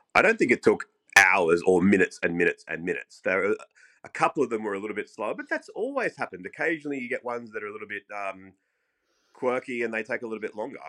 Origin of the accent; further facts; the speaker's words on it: Australia; as an Australian